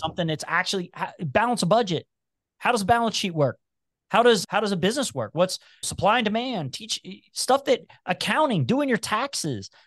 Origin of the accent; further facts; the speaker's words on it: Cincinnati, Ohio, United States; accent: twang; also born or lived in Covington, Kentucky; I've even got a little twang, and it's 'cause I grew up in Price Hill, which is where all the Appalachians lived